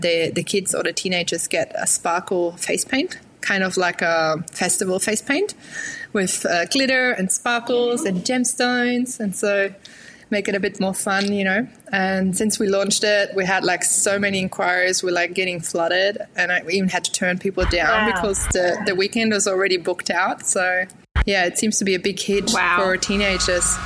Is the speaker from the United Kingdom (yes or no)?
no; Germany; now in Newcastle, Australia; originally I'm from Germany. I was born in Germany, raised in Germany.